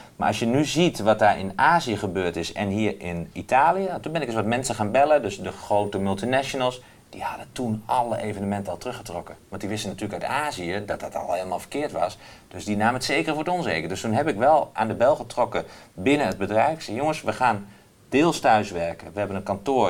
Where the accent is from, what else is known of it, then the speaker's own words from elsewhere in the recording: Doetinchem, Gelderland, Netherlands; ik kom hier uit Doetinchem en in de Achterhoek praten we allemaal met elkaar.